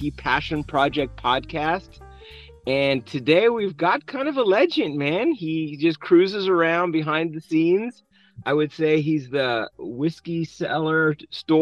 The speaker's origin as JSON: {"language": "English", "country": "South Africa", "tie": "born or raised there", "moved": "yes", "lives_now": "United States", "said": "I'm also an immigrant born and raised in South Africa"}